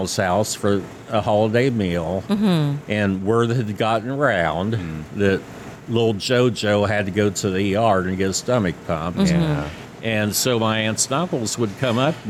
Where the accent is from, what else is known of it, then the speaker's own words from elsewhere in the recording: Rising Sun, Indiana, United States; also born or lived in Richmond, Indiana; my roots are in Rising Sun, where I grew up